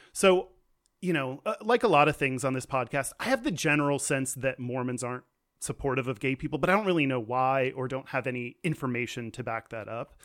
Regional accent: Houston, Texas, United States; moved away; I'm from Houston

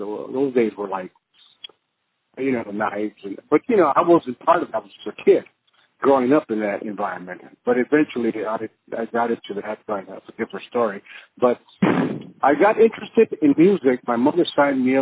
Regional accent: Los Angeles, California, United States; I grew up in East LA, East Los Angeles, in the Boyle Heights area of East Los Angeles, and I grew up in government housing projects.

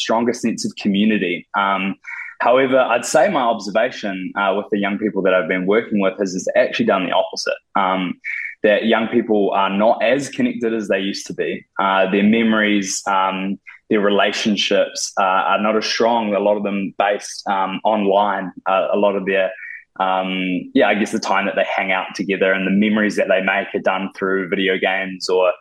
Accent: Te Awamutu, Waikato, New Zealand; moved away as an adult; now in Auckland, New Zealand; I grew up in the Waikato, Te Amatu, and moved to Auckland about 5 or 6 years ago

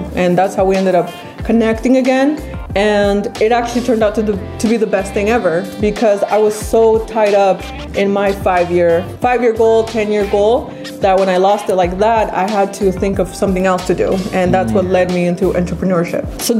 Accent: Sacramento, California, United States

